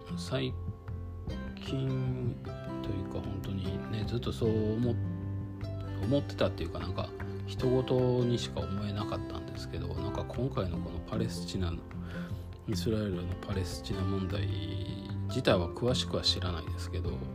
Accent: Kyoto, Japan; moved away; 京都で生まれて京都で育ってでその時から出たかったんですよ

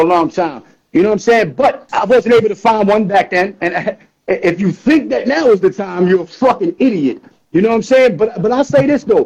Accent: New York City, New York, United States; moved away; also born or lived in Astoria, Queens; I'm born and raised in New York City

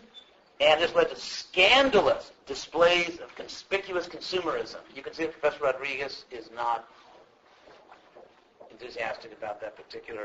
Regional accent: West Coast, United States; I'm from the West Coast

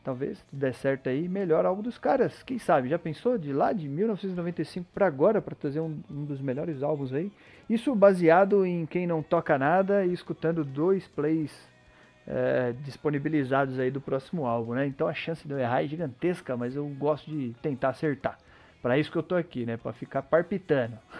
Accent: Brazil; Eu sou brasileiro

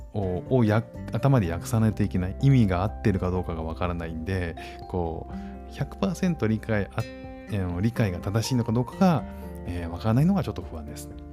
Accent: Japan; moved away as an adult; now in Singapore; 義務教育の授業だと日本語がしゃべる先生から教えてもらってた

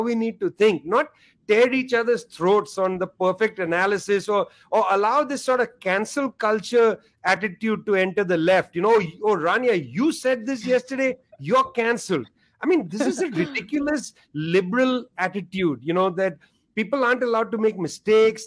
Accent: India; I'm from India

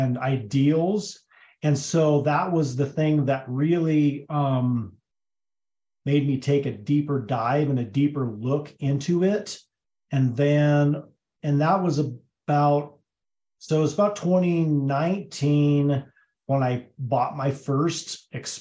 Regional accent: Hotchkiss, Colorado, United States; also born or lived in Twentynine Palms, California; I was born and raised in Hotchkiss, Colorado, which is about 15 miles from where we currently live

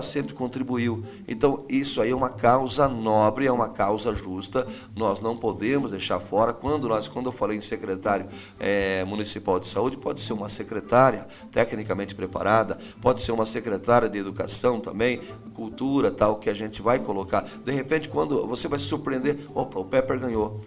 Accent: Brazil; nós brasileiros

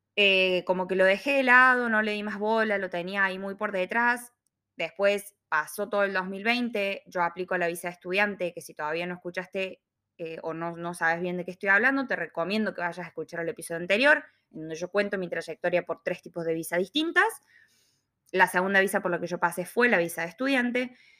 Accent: Córdoba, Argentina; moved away as an adult; now in Melbourne, Australia; ingeniera industrial, cordobesa, viviendo en Australia hace dos años y medio

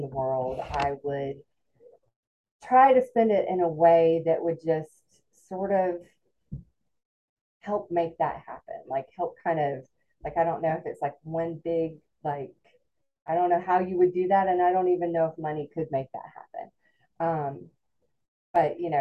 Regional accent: Alpharetta, Georgia, United States; I grew up in, when I was growing up, it was a small suburb about 35 minutes north of Atlanta called Alpharetta.

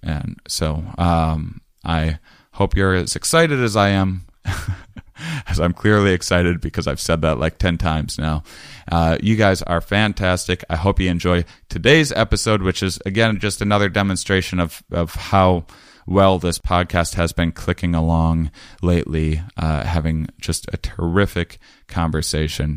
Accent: Wisconsin, United States; also born or lived in Portland area; now in Portland, United States; I'm from Wisconsin, so I have areas around there I can, I can visit my family

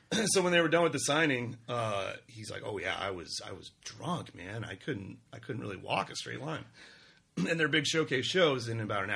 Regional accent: Omaha, Nebraska, United States; Omaha, Nebraska.

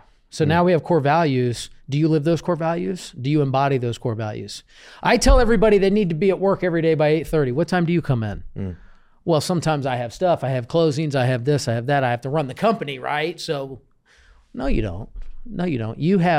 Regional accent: Jordan; Yeah. I was born and raised in Jordan.

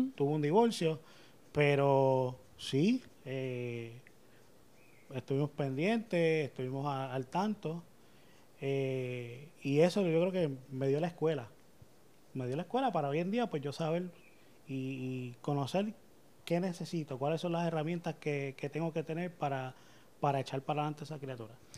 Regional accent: Carolina, Puerto Rico; Me crié aquí en Carolina.

